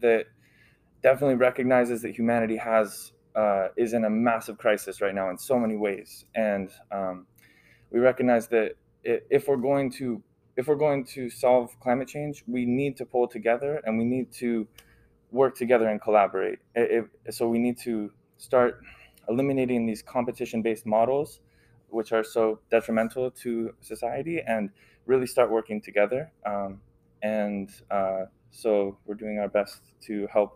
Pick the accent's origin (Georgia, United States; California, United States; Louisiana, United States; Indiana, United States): California, United States; Ventura; also born or lived in Washington; I grew up in Ventura